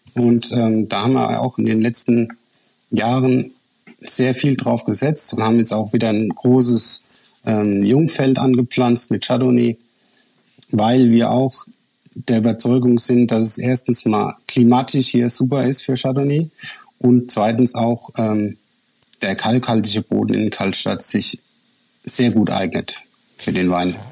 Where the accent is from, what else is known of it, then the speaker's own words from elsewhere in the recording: Rhineland-Palatinate, Germany; als äh, Pfälzer